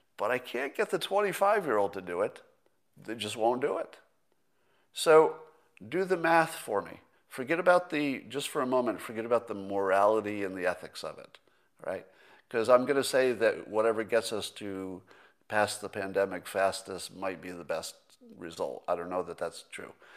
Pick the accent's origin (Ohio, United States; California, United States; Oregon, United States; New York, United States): California, United States; a Californian